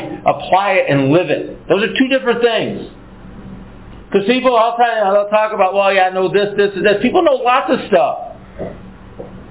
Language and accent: English; United States; we're from America